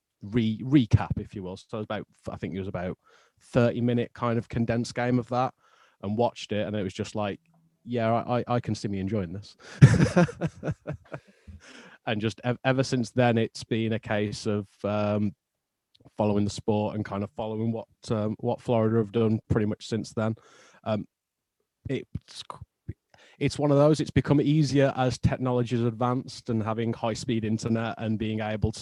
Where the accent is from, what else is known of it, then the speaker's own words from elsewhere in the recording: Wolverhampton, West Midlands, United Kingdom; now in Nottingham, United Kingdom; I'm originally from Wolverhampton, which is near Birmingham, which is about 130 miles north of London. And I now live in Nottingham